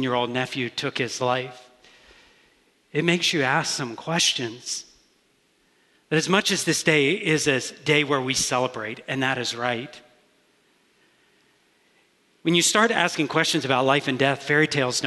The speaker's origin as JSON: {"language": "English", "region": "Deep South", "country": "United States", "tie": "born or raised there", "moved": "yes", "said": "I grew up in the Deep South"}